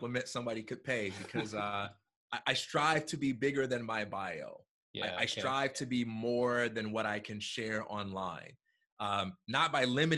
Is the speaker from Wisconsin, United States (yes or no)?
no; Chicago, Illinois, United States; I'm from Chicago, Illinois